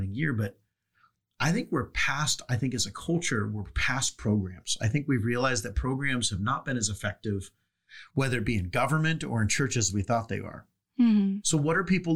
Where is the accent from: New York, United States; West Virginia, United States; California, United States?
California, United States; San Diego; growing up in San Diego